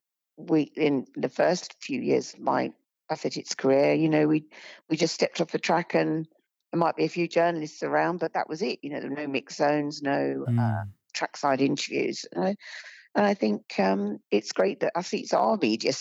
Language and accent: English; United Kingdom; I was born and bred in Britain